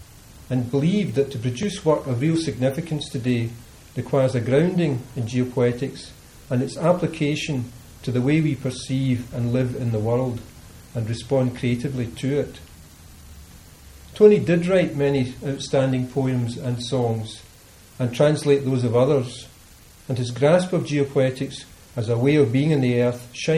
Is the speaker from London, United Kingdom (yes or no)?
no; Glasgow, Scotland, United Kingdom; Growing up in Glasgow, as I did, you don't think of yourself as living on an island.